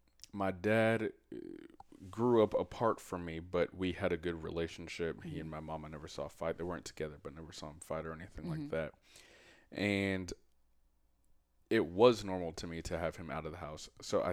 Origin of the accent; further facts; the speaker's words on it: Jamaica; And especially from my culture, I'm Jamaican, it's what men do.